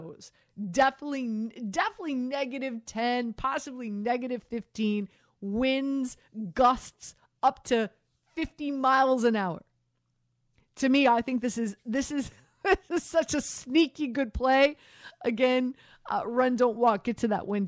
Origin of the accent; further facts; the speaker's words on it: Miami, Florida, United States; I grew up in Miami